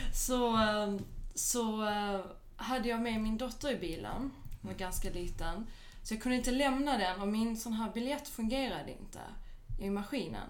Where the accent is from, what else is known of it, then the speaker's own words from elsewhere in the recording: Malmö, Skåne, Sweden; also born or lived in Skellefteå / Paris; now in Stockholm, Sweden; jag är ju född och uppvuxen i Malmö.